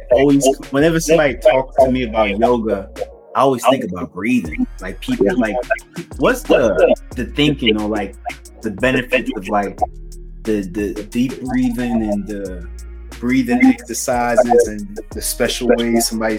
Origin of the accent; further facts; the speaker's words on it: Maryland, United States; Maryland, but Inglewood?